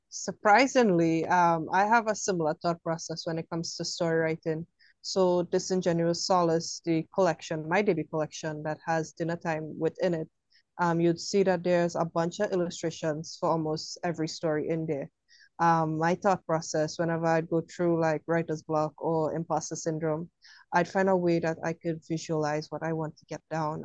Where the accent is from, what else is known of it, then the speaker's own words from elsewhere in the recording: Trinidad & Tobago; being from Trinidad, we don't celebrate Halloween like you guys